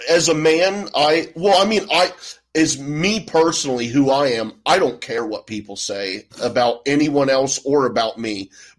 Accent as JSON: {"language": "English", "region": "Texas", "country": "United States", "tie": "born or raised there", "said": "I was raised in Texas, dude."}